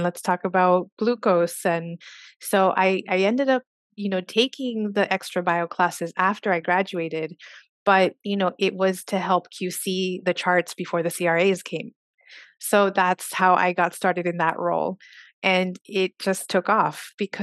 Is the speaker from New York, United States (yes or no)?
no; Socorro, Texas, United States; I am originally from Socorro, Texas. That is a very rural community outside El Paso, Texas.